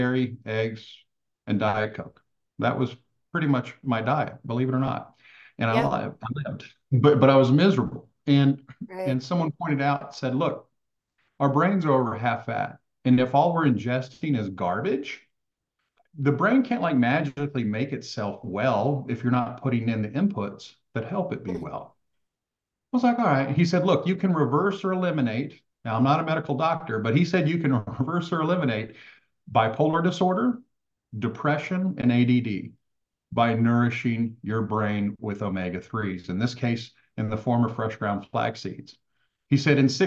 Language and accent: English; Texas, United States; I grew up in Texas, mostly hunting and fishing